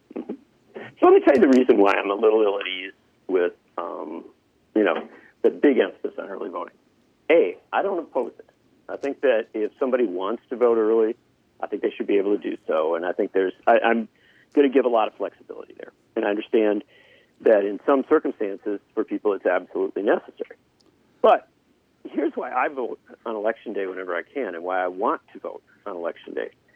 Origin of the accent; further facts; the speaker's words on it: Union Grove, Wisconsin, United States; I grew up in Union Grove, which when I was born was population 970